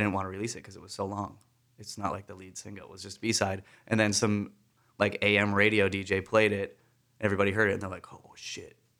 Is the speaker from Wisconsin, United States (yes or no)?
yes; Wisconsin, United States; my home state of Wisconsin